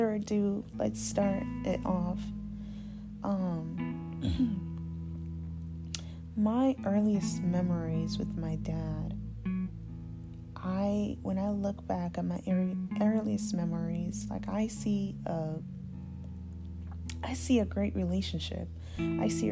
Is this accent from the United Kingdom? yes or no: no; Zambia; moved away; also born or lived in Alaska; We grew up in Zambia. That's where I was born.